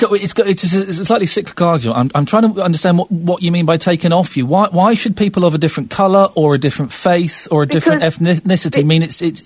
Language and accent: English; Slough, South East England, United Kingdom; I grew up in Slough. I grew up next door to Indian kids, to Pakistani kids, to Kashmiri kids, to Cambodian kids, to all kinds of things.